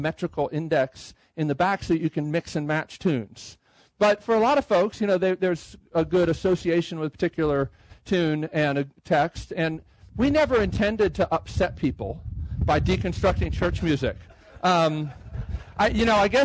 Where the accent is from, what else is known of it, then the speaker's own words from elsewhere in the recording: Baltimore, Maryland, United States; moved away as an adult; also born or lived in Boston; now in Nashville, United States; I'm from the Baltimore area